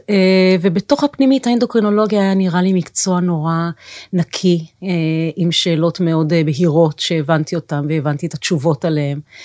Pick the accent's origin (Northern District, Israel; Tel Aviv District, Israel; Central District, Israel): Tel Aviv District, Israel; Tel HaShomer; נולדתי בתל אביב, ביליתי את שנותיי הראשונות בתל השומר